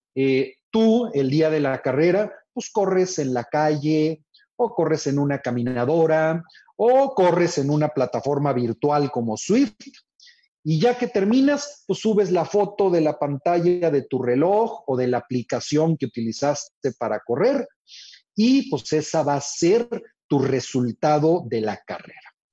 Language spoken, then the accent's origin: Spanish; Monterrey, Nuevo León, Mexico; yo soy acá de Monterrey